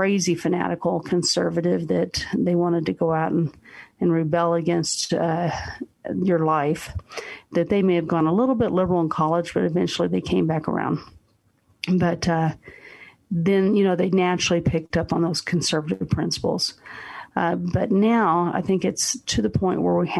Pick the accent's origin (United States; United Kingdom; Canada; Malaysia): United States; as American citizens